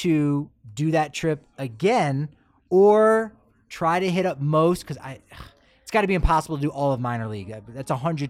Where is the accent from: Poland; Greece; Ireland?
Ireland; I enjoy that. I'm as an Irish guy. I'll enjoy if it's house made like chips.